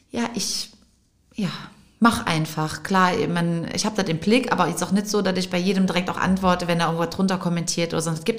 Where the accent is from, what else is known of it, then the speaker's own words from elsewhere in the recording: Trier, Rhineland-Palatinate, Germany; Ich ja auch Trierer.